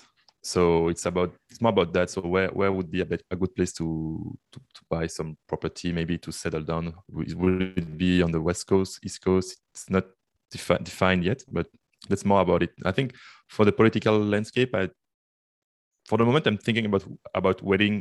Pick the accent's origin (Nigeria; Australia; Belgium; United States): Belgium; Brussels, Brussels-Capital Region; moved away as an adult; now in Canada; I'm from Belgium, Brussels. This is where I lived. Then I moved to Canada for the studies.